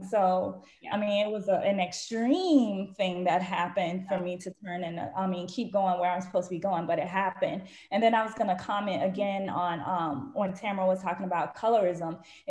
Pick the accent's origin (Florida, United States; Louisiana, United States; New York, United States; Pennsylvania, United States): Florida, United States; Lauderhill; I'm from Lauderhill, yeah, deep side a little bit, but I ain't from Pompano, and that's a whole different city.